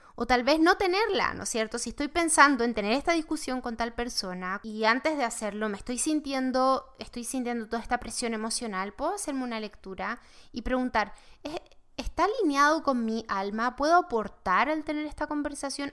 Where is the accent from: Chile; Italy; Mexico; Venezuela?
Chile; now in United States; yo soy de Chile